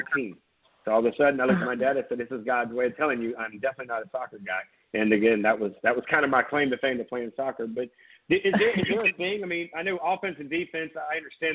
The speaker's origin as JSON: {"language": "English", "town": "Surfside Beach", "region": "South Carolina", "country": "United States", "tie": "born or raised there", "said": "I grew up in Surfside, which is in Myrtle Beach, and we went to Socastee"}